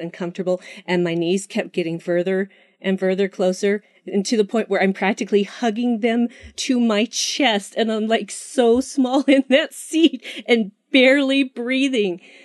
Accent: Utah, United States; my home state, Utah.

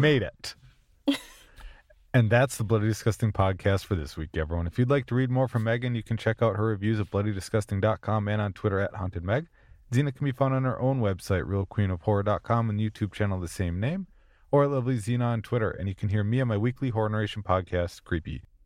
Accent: Minnesota, United States; I'm from Minnesota

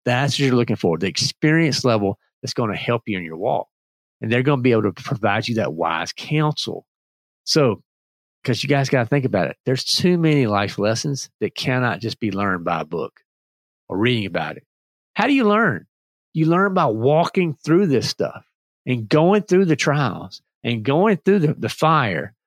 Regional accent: North Carolina, United States; also born or lived in Virginia; I'm from Virginia, but basically North Carolina uh, for for most of my life, we just speak the same language

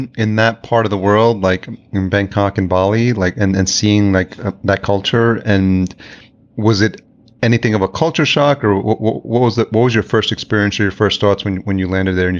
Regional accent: El Salvador; moved away; I'm come from like a Hispanic background. I was born in El Salvador.

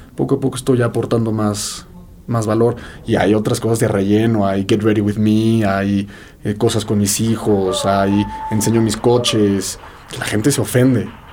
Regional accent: Mexico; soy mexicano

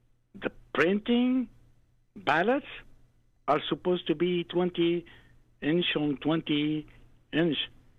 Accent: New York, United States; in the land of being a New Yorker

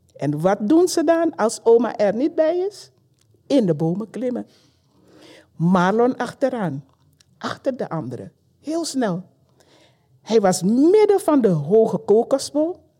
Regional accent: Paramaribo, Paramaribo District, Suriname; now in Belgium; geboren in Suriname, in de hoofdstad Paramaribo

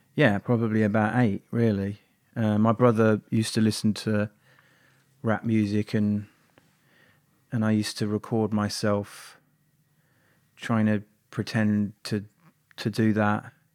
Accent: Birmingham, West Midlands, United Kingdom; also born or lived in Barnet, London; when I was quite young, my my family moved to Birmingham

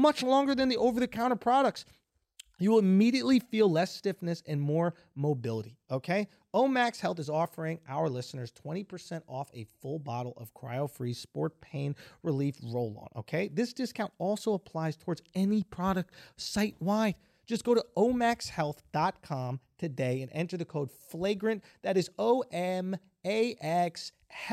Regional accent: New York, United States; I'm a New Yorker

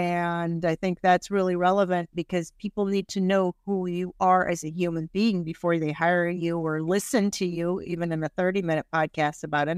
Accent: Indiana, United States; English is a second language; moved away; also born or lived in Iran / Washington, D.C.; I grew up in the Midwest and I had a great upbringing in Indiana, but it was hard, like, right? I didn't look like the other kids. I got beaten up a lot. I started first grade not knowing a word of English.

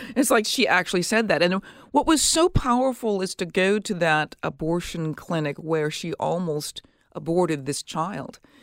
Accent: Minneapolis, Minnesota, United States; from my hometown. I'm from Minneapolis

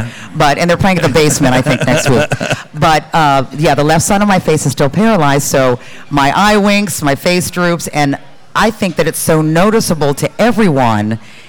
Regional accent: Dayton, Ohio, United States; moved away; I grew up in Dayton, Ohio. I went to Centerville High School, home of the Elks.

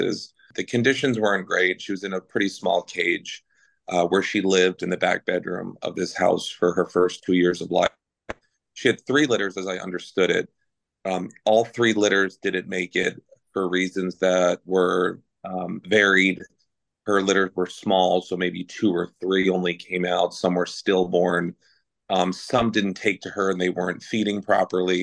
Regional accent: New Jersey, United States; accent: New Jersey; my New Jersey accent comes out

